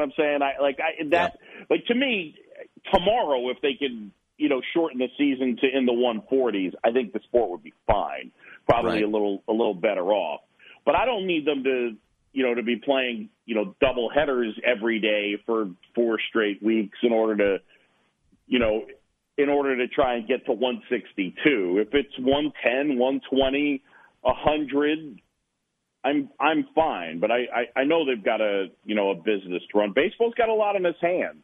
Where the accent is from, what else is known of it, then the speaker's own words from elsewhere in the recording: New York City, New York, United States; also born or lived in Philadelphia, Pennsylvania / Boston; I moved to New York when I was a, a youngster at seven